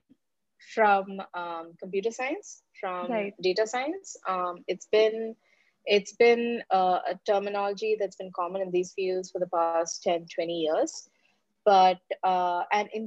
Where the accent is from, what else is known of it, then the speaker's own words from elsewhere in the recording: India; moved away as an adult; my home country